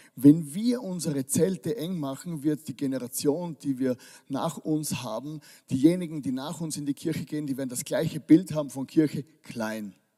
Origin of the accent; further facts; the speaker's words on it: Styria, Austria; ich komme aus der Steiermark. Das, das ist eine Kultur bei uns